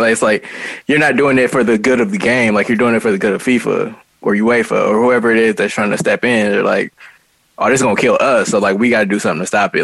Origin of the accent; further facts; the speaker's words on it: United States; as an American